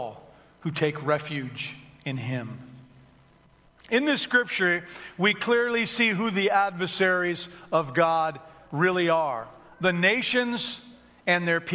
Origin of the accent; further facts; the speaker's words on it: Detroit, Michigan, United States; I grew up in Detroit